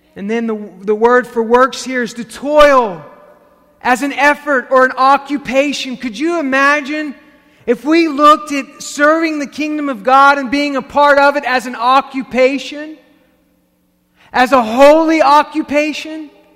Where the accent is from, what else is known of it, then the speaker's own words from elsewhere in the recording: the South, United States; as a Pentecostal kid growing up in the South